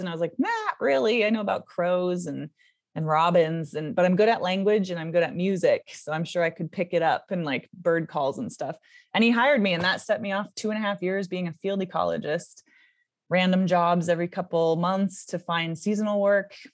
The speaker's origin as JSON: {"language": "English", "town": "Seattle", "region": "Washington", "country": "United States", "tie": "born or raised there", "said": "I was born in, uh, Seattle, Washington, in the U S"}